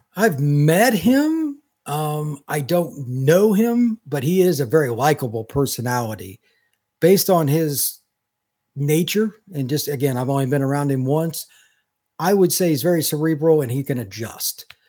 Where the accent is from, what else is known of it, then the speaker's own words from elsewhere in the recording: East Central Indiana, United States; I grew up in Indiana, in East Central Indiana, where basketball is king.